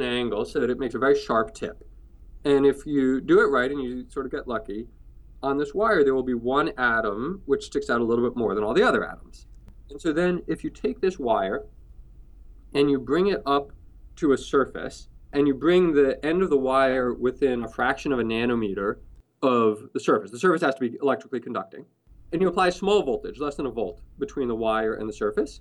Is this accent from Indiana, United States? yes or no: no; New York City, New York, United States; I grew up in New York City, in Manhattan